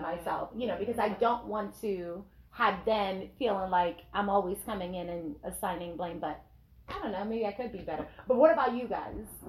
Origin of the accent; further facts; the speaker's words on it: Nigeria; I'm Nigerian